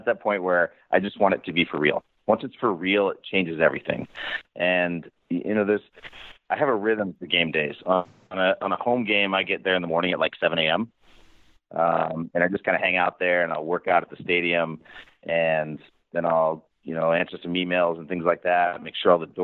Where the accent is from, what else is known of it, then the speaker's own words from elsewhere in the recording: Montana, United States; also born or lived in Florida; now in Kansas City, United States; I grew up in Montana